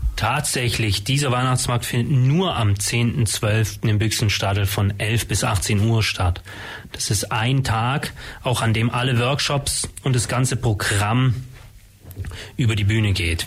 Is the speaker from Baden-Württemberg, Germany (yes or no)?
yes; Ulm, Baden-Württemberg, Germany; Ich bin in Ulm geboren, habe jetzt lange, 30 Jahre fast in Ulm gewohnt und gearbeitet